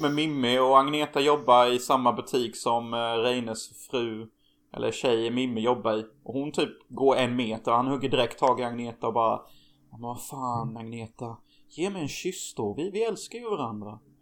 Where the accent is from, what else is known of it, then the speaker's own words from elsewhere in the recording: Hyltebruk, Halland County, Sweden; moved away; där vi kommer ifrån